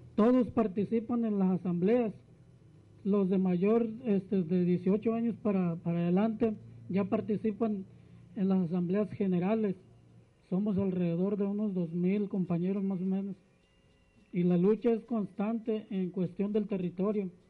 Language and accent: Spanish; Santa María Ostula, Michoacán, Mexico; vengo de la comunidad de Santa María Ostula. Santa María Ostula está ubicada en la costa de Michoacán